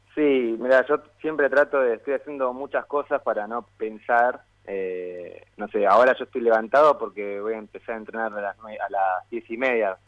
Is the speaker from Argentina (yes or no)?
yes; Buenos Aires, Argentina; yo nací acá, acá en el barrio, y, y bueno, vivo ahora, vivo a siete cuadras del Parque Saavedra